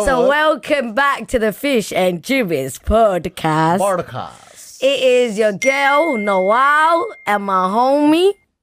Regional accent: United Kingdom; I know, but I'm British.

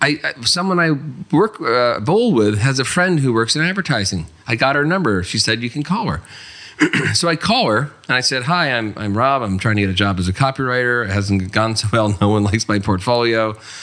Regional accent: North New Jersey, United States; I'm from New Jersey. My parents are from the Bronx, New York, and I grew up in North New Jersey my whole life.

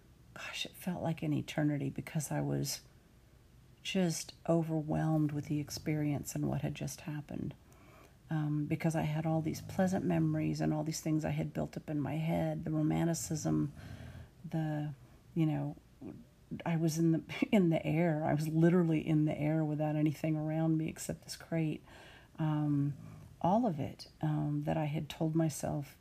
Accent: Austin, Texas, United States; now in Dallas, United States; I grew up in and around Austin

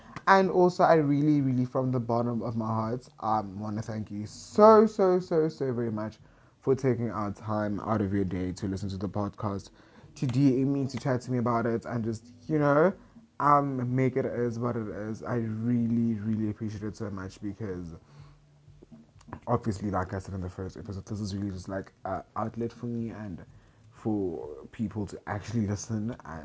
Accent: Centurion, Gauteng, South Africa; moved away as an adult; also born or lived in Pretoria; now in Limpopo, South Africa; I grew up in Centurion. I grew up in Gauteng all my life. I was born, bred there

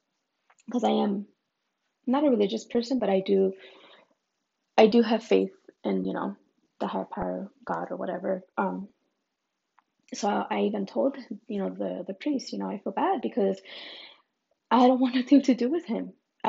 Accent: Mexico; born there; when I was born in Mexico, my dad just lived, I guess, down the street.

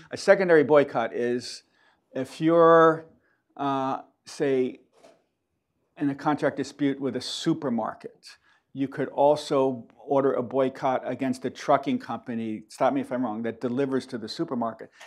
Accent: New York, United States; I'm from New York

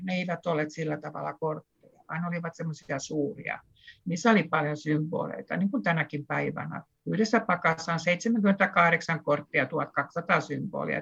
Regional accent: Southwest Finland, Finland; samalta suunnalta saaristosta kuin minäkin olen kotoisin

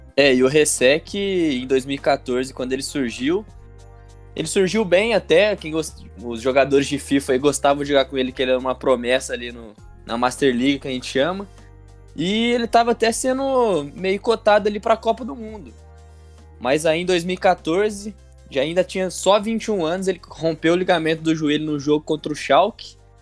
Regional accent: São Paulo, Brazil; eu sou do estado de São Paulo

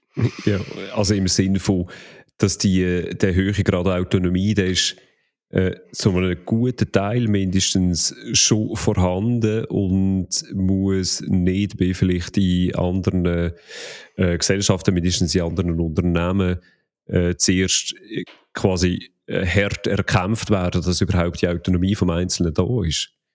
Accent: Switzerland; als Schweizer

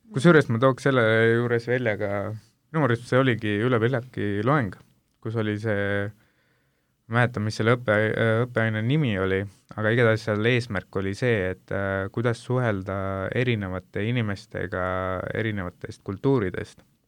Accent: India; now in Estonia; ma ise olen Indiast pärit

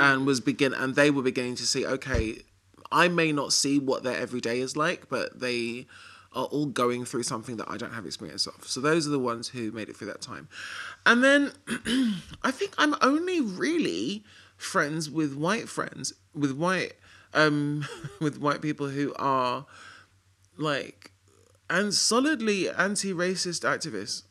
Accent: London, United Kingdom; being a Londoner

